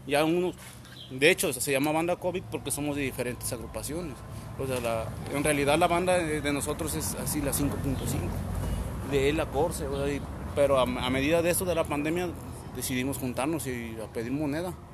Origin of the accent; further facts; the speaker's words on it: Guadalajara, Jalisco, Mexico; Somos de Guadalajara, somos de Jalisco, pues.